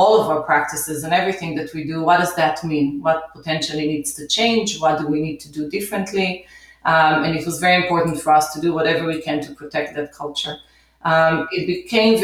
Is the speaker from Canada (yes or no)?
no; Israel; moved away as an adult; also born or lived in New York City, United States; now in United States; So I grew up in Israel, came to the U.S. in 1992